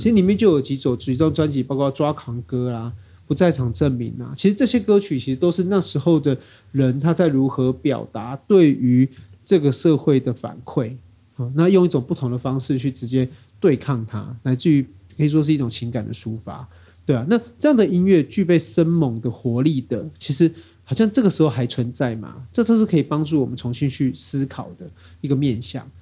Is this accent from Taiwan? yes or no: yes; Taiwan; 我们台湾人的前辈